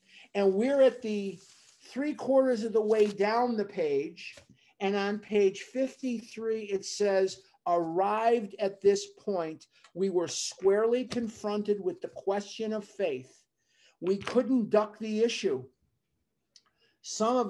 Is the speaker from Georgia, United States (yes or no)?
no; Chicago, Illinois, United States; I was born and raised in Chicago